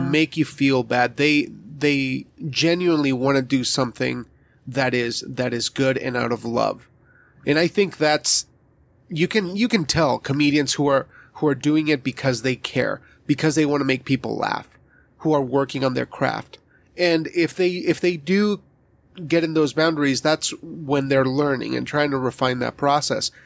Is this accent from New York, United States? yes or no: no; Wyoming, United States; I was raised in Wyoming